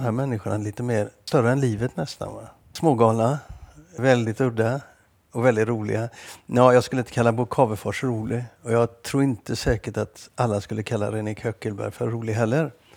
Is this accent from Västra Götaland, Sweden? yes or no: yes; Gothenburg, Västra Götaland, Sweden; moved away; also born or lived in Stockholm / Lund / Malmö